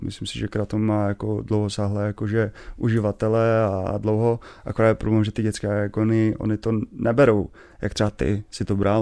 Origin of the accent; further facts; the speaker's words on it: Český Těšín, Moravian-Silesian Region, Czechia; já pocházím z Těšina